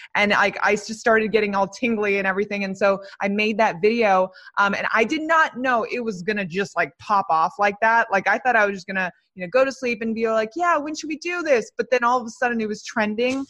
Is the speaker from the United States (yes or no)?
yes; Los Angeles, California, United States; I am from Los Angeles. I'm in Los Angeles